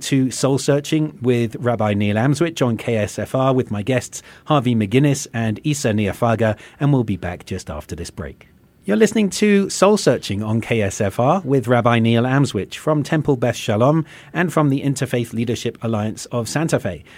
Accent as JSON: {"language": "English", "region": "England", "country": "United Kingdom", "moved": "yes", "lives_now": "United States", "said": "from my accent, people can tell, you know, having come from England"}